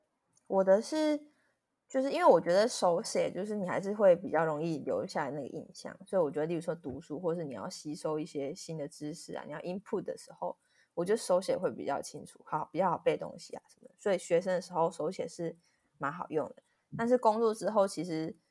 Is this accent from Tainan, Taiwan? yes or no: yes; Tainan, Taiwan; 我像我们都是台南出来的话，就是我想要多捐献给台南的乡亲民众，我就会多去买台南的乡亲民众的商品